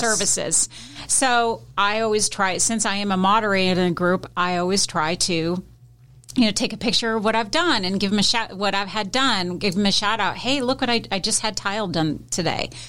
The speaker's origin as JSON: {"language": "English", "town": "Seattle", "region": "Washington", "country": "United States", "moved": "yes", "said": "I'm originally from Seattle, so my husband and I, we lived in Seattle most of her, well, I lived most of my life"}